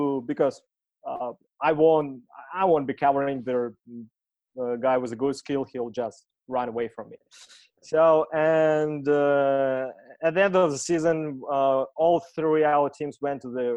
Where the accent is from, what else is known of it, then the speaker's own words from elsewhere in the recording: Saint Petersburg, Russia; moved away as an adult; also born or lived in Australia / London; when I returned to St. Petersburg, I say, hey, that's the sport I want to cherish and run here in my hometown.